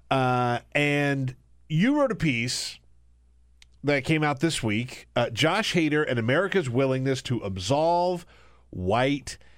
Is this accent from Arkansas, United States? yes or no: no; South Carolina, United States; I was raised in South